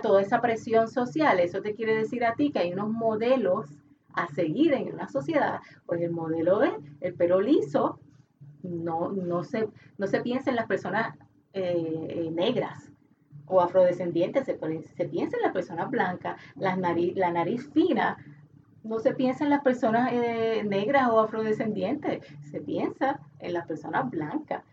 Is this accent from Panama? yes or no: no; Puerto Rico; nosotros mismos como puertorriqueños